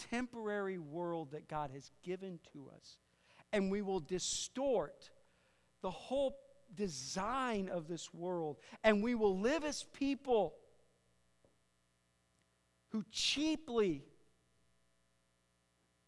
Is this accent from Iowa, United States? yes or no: yes; Iowa, United States; I'm from Iowa, man. Every other station's country